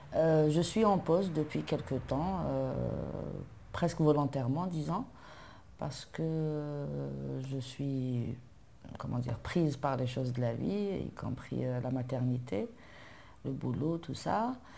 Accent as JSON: {"language": "French", "town": "Algiers", "region": "Algiers Province", "country": "Algeria", "tie": "born or raised there", "said": "je suis née à Alger, j'ai grandi à Alger, dans un quartier populaire, 1er euh, mai"}